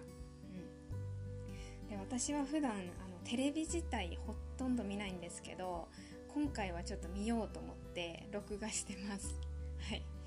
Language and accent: Japanese; Tohoku, Japan; 自由な東北人